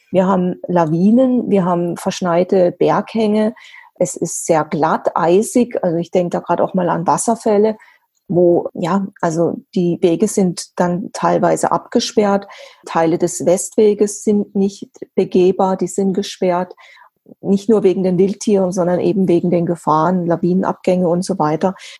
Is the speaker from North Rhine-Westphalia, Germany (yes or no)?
no; Black Forest, Baden-Württemberg, Germany; bei uns im Schwarzwald